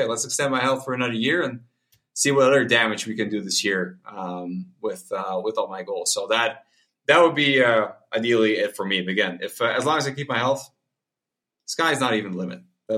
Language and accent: English; Spain; because I grew up in Spain myself. So that's kind of my country as well.